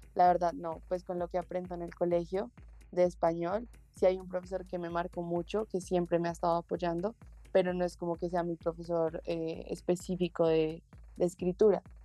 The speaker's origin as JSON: {"language": "Spanish", "region": "Bogotá", "country": "Colombia", "tie": "born or raised there", "said": "yo soy de Bogotá, Colombia y llevo viviendo toda mi vida acá"}